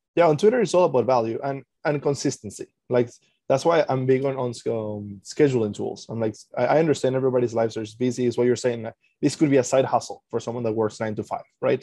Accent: Venezuela; now in Canada; I'm originally from Venezuela, live in Canada

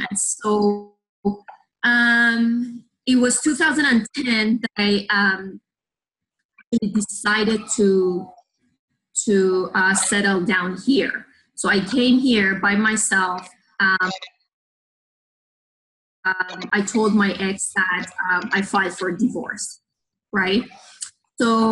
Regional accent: Tehran, Tehran Province, Iran; English is a second language; moved away as an adult; now in Canada; I was born and raised in Iran, in Tehran, which is the capital.

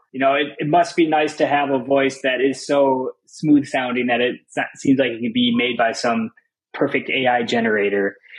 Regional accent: Minnesota, United States; moved away as an adult; also born or lived in Madison, Wisconsin / France; I grew up in Minnesota, and I was there until I went to college in Madison, Wisconsin

